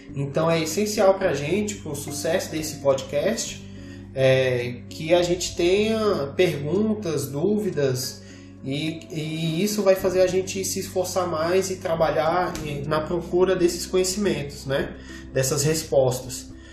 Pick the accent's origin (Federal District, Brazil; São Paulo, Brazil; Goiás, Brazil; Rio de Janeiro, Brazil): Federal District, Brazil; Brasília; nós somos de Brasília